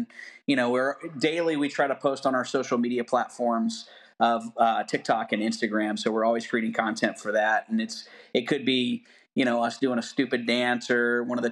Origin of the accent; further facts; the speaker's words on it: the South, United States; I'm from the South